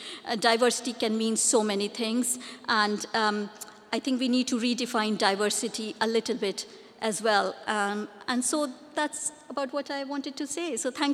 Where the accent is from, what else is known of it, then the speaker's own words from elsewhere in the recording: India; English is a second language; moved away as an adult; I came from India 20 years ago here to do my PhD, so I would talk about from the South Asian women experience.